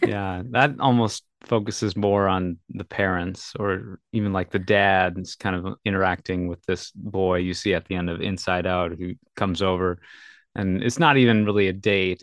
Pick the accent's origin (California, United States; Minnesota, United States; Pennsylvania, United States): Minnesota, United States; I grew up in Minnesota